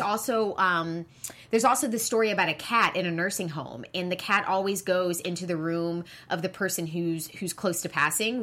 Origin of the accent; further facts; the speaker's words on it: Charleston, South Carolina, United States; I'm from the South, I'm from South Carolina